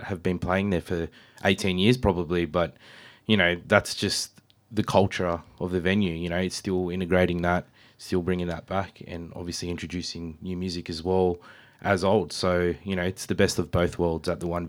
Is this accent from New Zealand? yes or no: no; Canberra, Australian Capital Territory, Australia; moved away as an adult; now in Sydney, Australia; I was born and raised in Canberra for a very long time